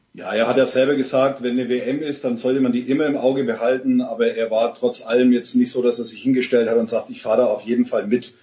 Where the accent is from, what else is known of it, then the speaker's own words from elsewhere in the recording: Bavaria / Franconia, Germany; als Bayer oder Franke